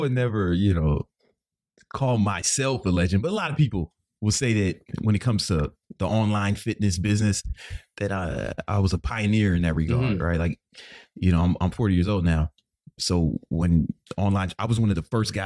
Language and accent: English; Chicago, Illinois, United States; I grew up on the South Side of Chicago